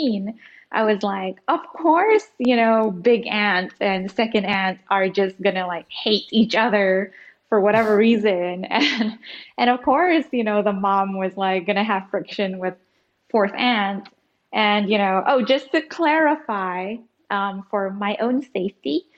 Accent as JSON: {"language": "English", "country": "Singapore", "tie": "born or raised there", "also_born_or_lived": "Indonesia", "moved": "yes", "lives_now": "Jakarta, Indonesia", "said": "And then I was sent to Singapore."}